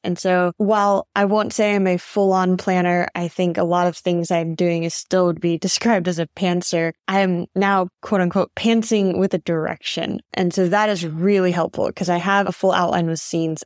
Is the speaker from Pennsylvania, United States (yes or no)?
no; Fort Worth, Texas, United States; moved away as an adult; also born or lived in China; now in Thailand; from Fort Worth, Texas